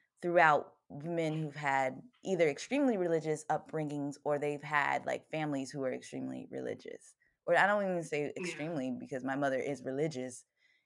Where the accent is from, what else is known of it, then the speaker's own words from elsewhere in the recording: Virginia, United States; moved away as an adult; also born or lived in Baltimore area; I grew up in Virginia